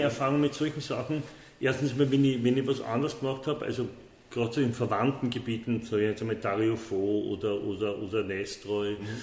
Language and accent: German; Vienna, Austria; also born or lived in Paris; meine, wienerische Wurzel, wo da bin ich im Favoriten aufgewachsen